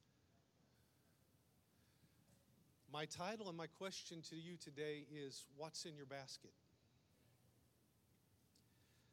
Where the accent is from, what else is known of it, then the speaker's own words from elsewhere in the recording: United States; accent: redneck; also born or lived in Brazil; my first language is redneck, and then I learned to speak English somewhere along the way.